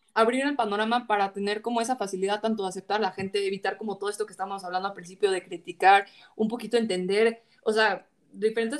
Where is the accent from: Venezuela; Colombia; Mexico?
Mexico; somos mexicanos